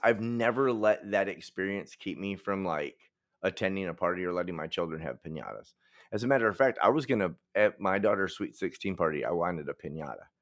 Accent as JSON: {"language": "English", "town": "Detroit", "region": "Michigan", "country": "United States", "tie": "born or raised there", "said": "I'm from Detroit."}